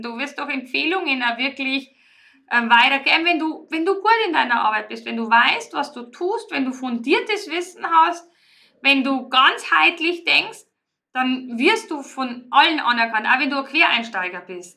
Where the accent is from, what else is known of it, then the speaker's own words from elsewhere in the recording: Riedenburg, Bavaria, Germany; moved away as an adult; ich stamme ja eigentlich ursprünglich aus Riedenburg und da haben meine Eltern das Kristallmuseum erschaffen